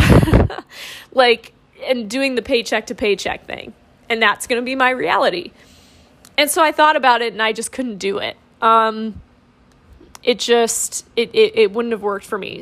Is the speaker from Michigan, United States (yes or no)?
yes; Monroe, Michigan, United States; moved away as an adult; also born or lived in Toledo, Ohio; now in Roanoke, United States; Monroe, Michigan, where I really grew up